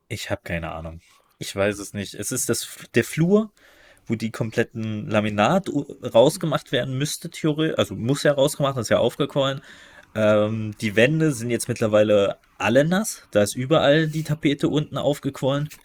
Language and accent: German; East Germany, Germany; als Ostdeutscher bin ich